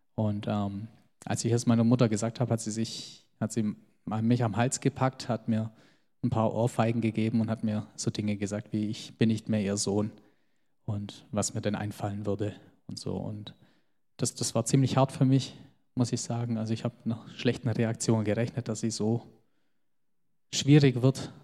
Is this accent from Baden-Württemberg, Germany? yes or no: yes; Geislingen an der Steige, Baden-Württemberg, Germany; also born or lived in Göppingen; meine Eltern kommen aus dem Kosovo und ich bin aber in Geislingen geboren und groß geworden